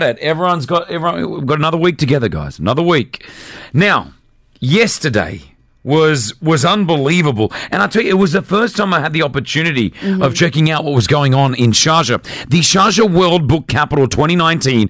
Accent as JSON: {"language": "English", "country": "Australia", "also_born_or_lived": "Lebanon", "moved": "yes", "lives_now": "United Arab Emirates", "said": "I'm an Australian Lebanese man living in the UAE"}